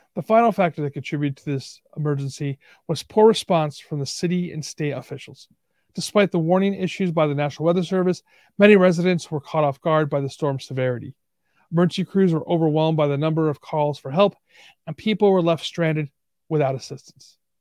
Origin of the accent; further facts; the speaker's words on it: Buffalo, New York, United States; moved away; also born or lived in Tonawanda, New York / Kenmore, New York; I was born in Buffalo, New York